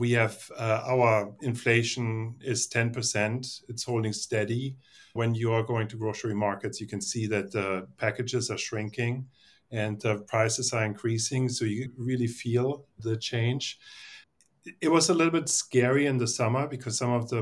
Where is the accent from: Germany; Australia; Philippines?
Germany; moved away as an adult; also born or lived in Los Angeles, United States; now in United States; I grew up in Germany and I studied there and I worked in an agency in Germany for a few years. And then I immigrated to the United States.